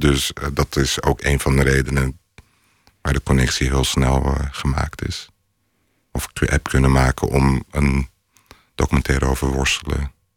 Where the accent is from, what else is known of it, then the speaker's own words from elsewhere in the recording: Rotterdam, South Holland, Netherlands; also born or lived in Istanbul; vanuit Rotterdam weet ik... is een stad al met 160 nationaliteiten, toen ook al